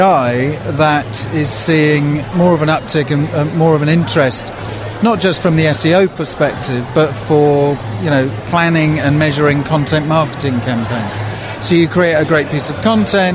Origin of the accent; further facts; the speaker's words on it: England, United Kingdom; now in Seattle, United States; I am not from around these here parts. I'm from England, but I actually live in Seattle